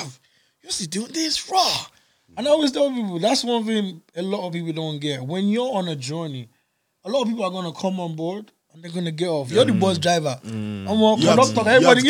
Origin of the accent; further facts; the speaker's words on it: Dublin, Leinster, Ireland; I grew up in Glendorchen. I'm from Woodford